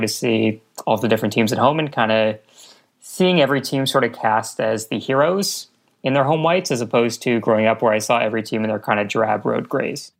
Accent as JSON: {"language": "English", "town": "Montreal", "region": "Quebec", "country": "Canada", "tie": "born or raised there", "said": "I grew up in Montreal"}